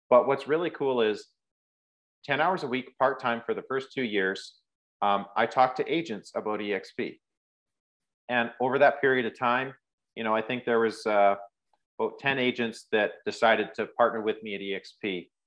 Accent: Rocky Mountains, Canada; moved away as an adult; now in Prairies, Canada; But I moved 10 hours, 11 hours away from home, which I grew up in the Rocky Mountains. I moved to the, the prairies and um, as a 19 year old kid, I got my trades ticket.

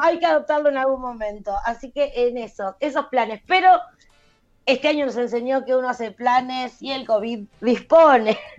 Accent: Buenos Aires, Argentina; also born or lived in an unnamed Argentine province (birthplace); es mi historia, pero es la historia de mucha gente de este país que nació en alguna provincia y no se sabe cómo, está eh, con una familia de capital

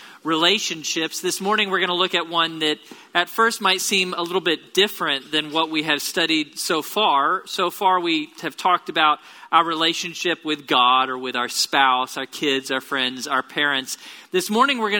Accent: Tomball, Texas, United States; now in Bryan-College Station, United States; I grew up in Tomball. It's about an hour south of here.

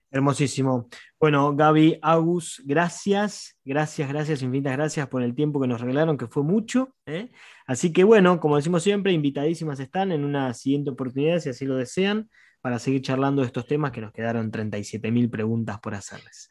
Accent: La Plata, Buenos Aires Province, Argentina; somos cuatro, somos de La Plata

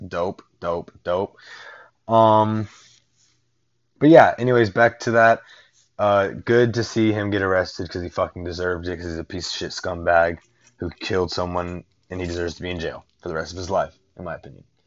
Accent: Northport, Alabama, United States; now in Houston, United States; I was born in Northport, Alabama. All right, that's like minutes away from the University of Alabama's campus my father worked the University of Alabama for like damn near 30 years

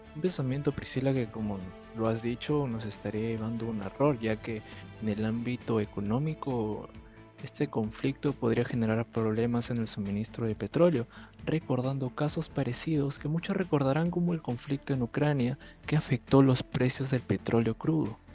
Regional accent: Peru; como peruano

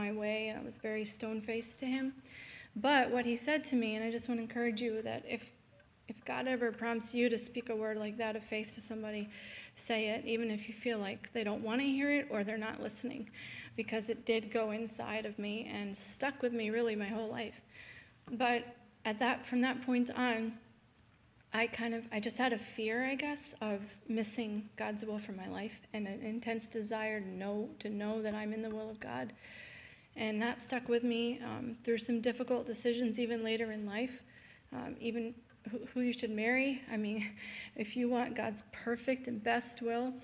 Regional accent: Southeast Pennsylvania, United States; I was born in Pennsylvania, in Southeast Pennsylvania.

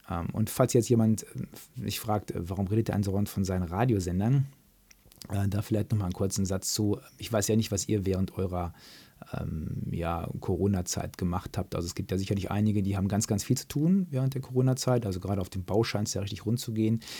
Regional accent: North Rhine-Westphalia, Germany; da gibt es dann bei uns, im, da wo ich groß geworden bin, im Märkischen Kreis, gab es halt zwei Vereine

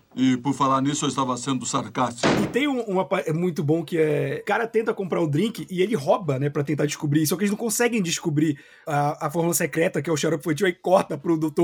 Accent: Belém, Pará, Brazil; A gente cresceu em Belém

